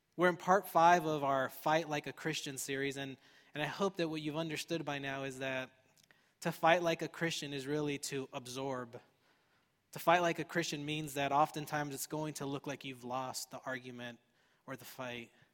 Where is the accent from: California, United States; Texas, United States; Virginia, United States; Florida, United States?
California, United States; Fullerton; I grew up in Fullerton